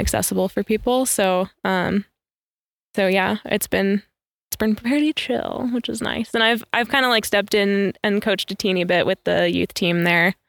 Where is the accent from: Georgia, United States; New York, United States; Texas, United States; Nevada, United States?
New York, United States; upstate; I grew up in upstate New York